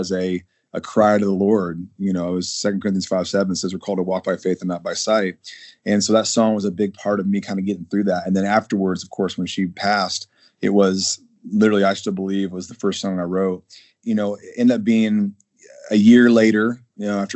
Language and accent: English; Lafayette, Indiana, United States; I'm from Lafayette, Indiana